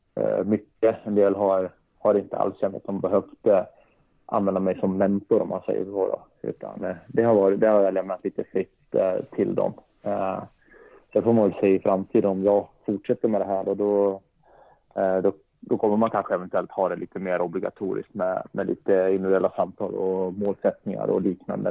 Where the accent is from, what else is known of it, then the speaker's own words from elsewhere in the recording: Leksand, Dalarna County, Sweden; also born or lived in Norrköping; Då flyttade vi upp till Leksand då, när jag var sex år